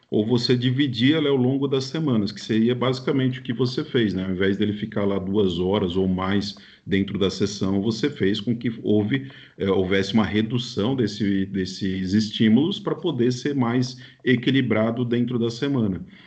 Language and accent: Portuguese; interior of São Paulo, Brazil; eu nem era, na verdade, de São Paulo, eu sou do interior de São Paulo